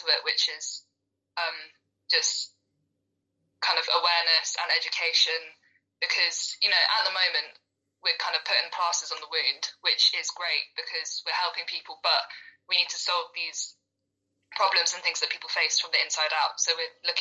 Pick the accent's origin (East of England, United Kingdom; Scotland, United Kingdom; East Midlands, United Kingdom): East of England, United Kingdom; Norwich; moved away as an adult; now in Bristol, United Kingdom; I'm from Norwich, which is quite a small city, literally the other side to Bristol, which is where I'm living now.